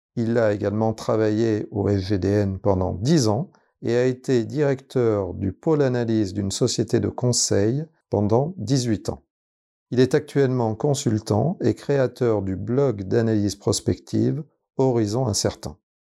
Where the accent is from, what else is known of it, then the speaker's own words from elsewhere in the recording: France; nous, par exemple, en tant que Français